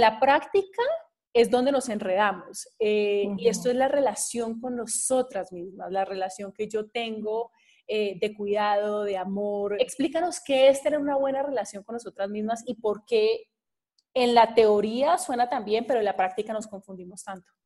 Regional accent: Cali, Valle del Cauca, Colombia; moved away; estuve este fin de semana en mi tierra, en Cali, estuve con mi madre

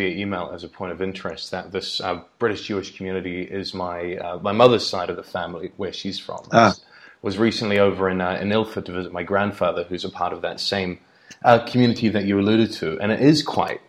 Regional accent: New Zealand; I'm from New Zealand

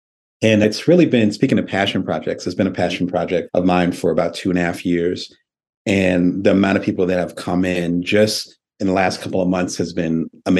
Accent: Lansing, Michigan, United States; moved away as an adult; also born or lived in Detroit, Michigan; now in Las Vegas, United States; I had my childhood in Michigan, which I forgot to mention. So I grew up in Lansing

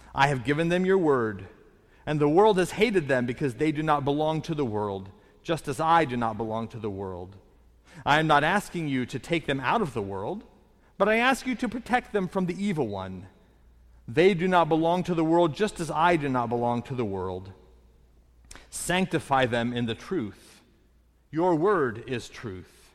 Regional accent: Indiana, United States; moved away; I'm originally from the Midwest, from Indiana.

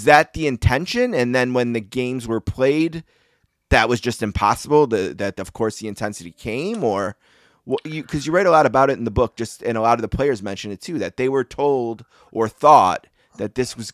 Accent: United States; as an American who's a huge hockey fan, grew up in a hockey family, played hockey

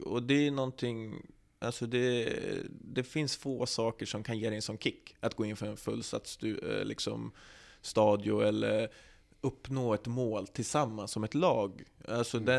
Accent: Västerås, Västmanland, Sweden; also born or lived in Norrland; jag är uppvuxen på Bjurhovda

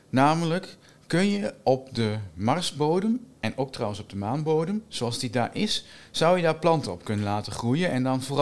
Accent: Winterswijk, Gelderland, Netherlands; now in Wageningen, Netherlands; Ik kom uit Winterswijk. Eh, maar ik woon al langer in Wageningen dan dat ik ooit in Winterswijk heb gewoond. En toch, ja, dat blijft. Hè. Ik kom uit Winterswijk

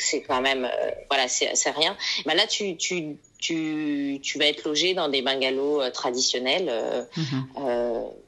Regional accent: Vanuatu; notre euh, compagnie aérienne nationale Air Vanuatu

